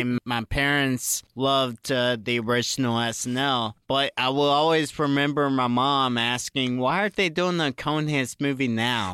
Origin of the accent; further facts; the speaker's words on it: Virginia, United States; I grew up in Virginia, so sometimes you would get snow days